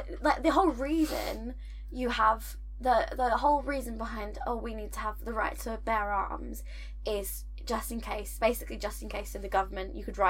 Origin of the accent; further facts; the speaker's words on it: United Kingdom; we're British, and we have a very different relationship to guns.